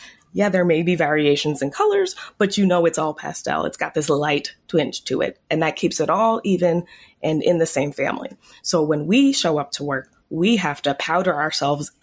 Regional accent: Teaneck, New Jersey, United States; I grew up mostly in Teaneck, New Jersey, which was the first town to voluntarily integrate their schools

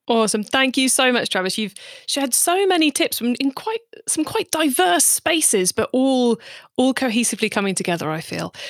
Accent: United Kingdom; I'm British

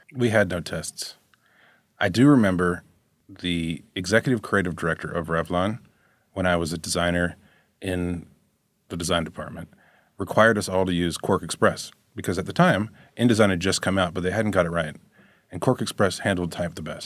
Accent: Chapel Hill, North Carolina, United States; I was from Chapel Hill

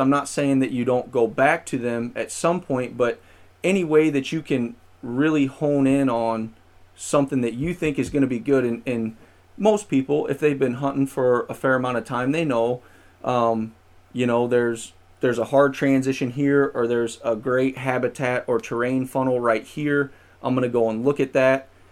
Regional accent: St. Louis, Missouri, United States; also born or lived in Springfield, Missouri; I'm originally from the Saint Louis area

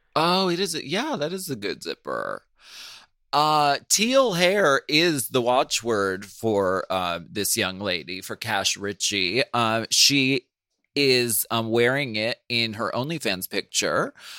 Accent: Erie, Pennsylvania, United States; moved away; when I did the show in Erie, Pennsylvania, my hometown

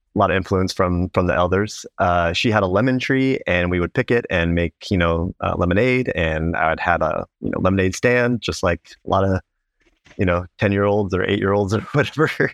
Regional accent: Placentia, California, United States; northern part of Orange County in, um, a small town called Placentia

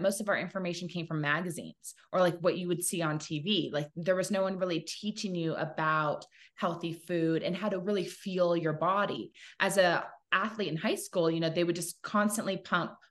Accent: Laguna Beach, California, United States; also born or lived in San Diego, California; I grew up in two places. So I was born in San Diego, and we lived on an avocado farm until I was 7. And then we moved to Laguna Beach, California, which is my mom's hometown.

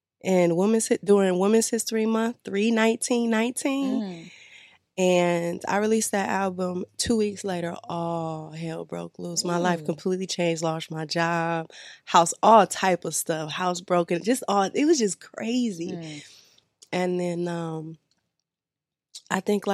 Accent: Detroit, Michigan, United States; I'm from the D.

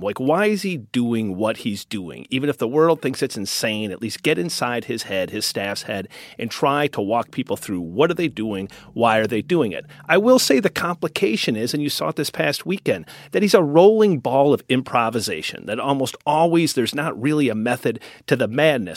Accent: Wisconsin, United States; accent: Wisconsin; my Wisconsin accent

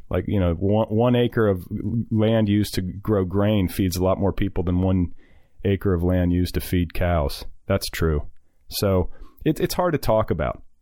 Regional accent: Iowa, United States; I'm doubly conflicted because, like you, I grew up around farmers in Iowa, not Indiana, but Iowa is no less into that sort of thing.

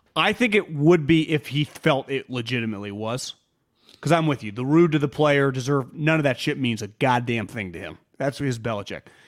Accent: Davis, California, United States; I grew up in Davis.

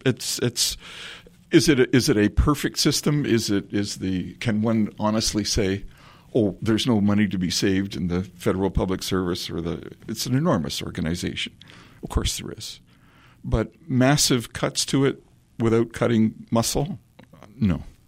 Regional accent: Collingwood, Ontario, Canada; the small community sense that I grew up with in Collingwood

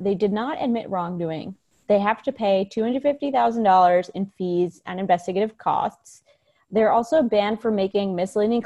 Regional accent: United States; as an American

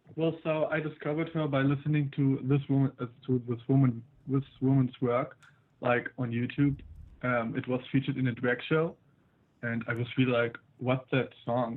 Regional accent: Berlin, Germany; I'm 18. I'm from Berlin.

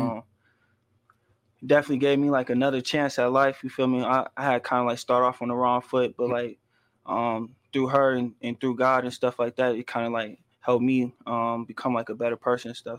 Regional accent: Chicago, Illinois, United States; I'm from um out south

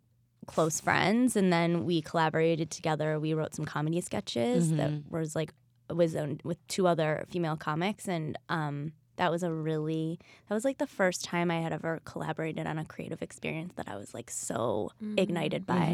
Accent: Bloomfield Hills, Michigan, United States; Outside of Detroit.

